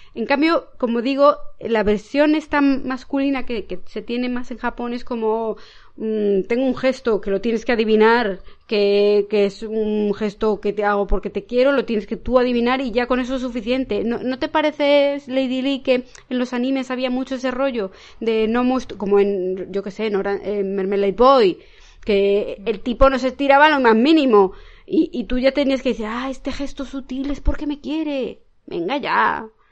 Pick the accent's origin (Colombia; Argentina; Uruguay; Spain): Spain; esto es un poco como los españoles y los italianos, que todo lo hacemos alrededor de la comida